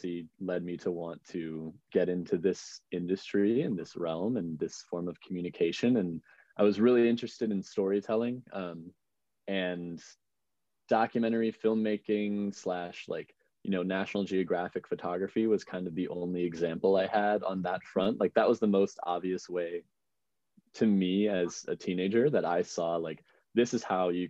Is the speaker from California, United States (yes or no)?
no; outside of Chicago, Illinois, United States; I grew up outside of Chicago, in a little suburb to the southwest